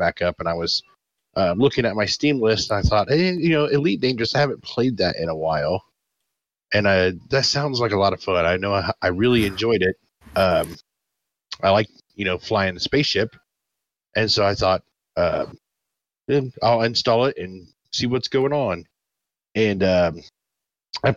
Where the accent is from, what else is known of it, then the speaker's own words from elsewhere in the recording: United States; I'm American